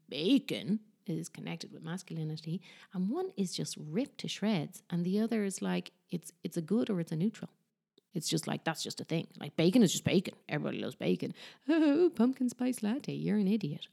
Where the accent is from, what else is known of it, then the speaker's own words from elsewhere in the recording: Ireland; now in Barcelona, Spain; I'm from Ireland, but I live in Barcelona